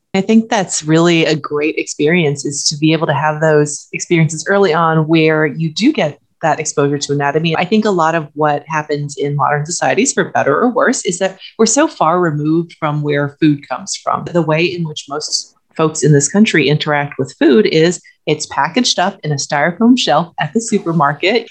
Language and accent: English; China; moved away; I'm from China